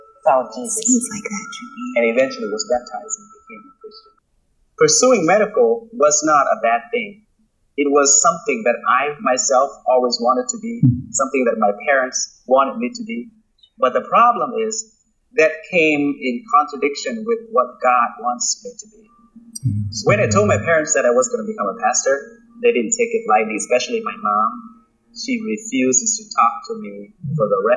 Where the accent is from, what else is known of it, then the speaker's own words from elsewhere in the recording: Laos; English is a second language; also born or lived in West Sacramento, California; now in United States; To say that you are a Laotian, it's almost automatically you are a Buddhist. You basically grew up, born into and grew up in that culture. When we came to the U.S., life was different.